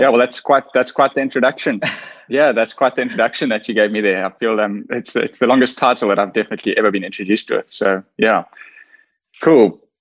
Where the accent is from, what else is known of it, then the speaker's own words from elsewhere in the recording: KwaZulu-Natal, South Africa; I grew up in KwaZulu Natal, which is a province in South Africa